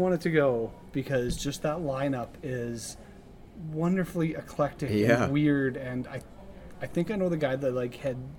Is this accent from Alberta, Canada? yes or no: no; Estevan, Saskatchewan, Canada; Because we're both from Estevan.